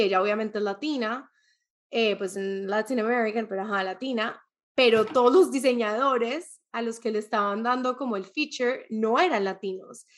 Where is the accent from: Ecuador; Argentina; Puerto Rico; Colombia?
Colombia; soy colombiana o que soy latina